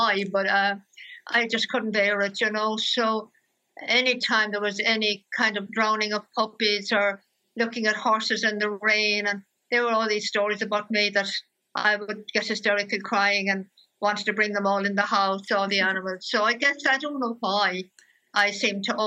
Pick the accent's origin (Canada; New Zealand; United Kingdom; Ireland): Ireland; County Limerick, Munster; I was born in County Limerick, in the countryside, really, in a small village.